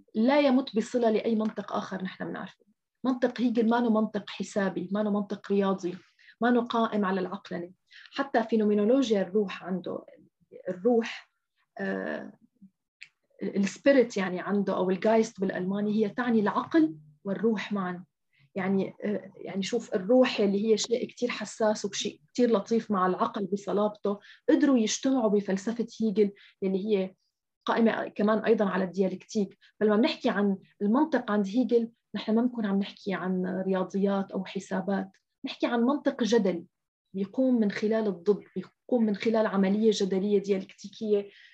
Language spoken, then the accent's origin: Arabic; Syria; نحن حتى كسوريين نحن اليوم مثلا أنا كسورية